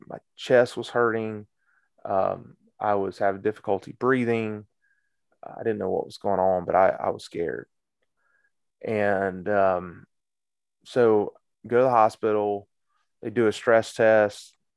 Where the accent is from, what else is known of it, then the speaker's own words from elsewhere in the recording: Cedartown, Georgia, United States; also born or lived in Marietta, Georgia; I'm from Cedar Town